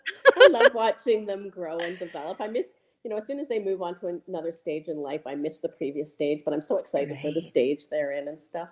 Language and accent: English; Calgary, Alberta, Canada; now in Whistler, Canada; I grew up in Calgary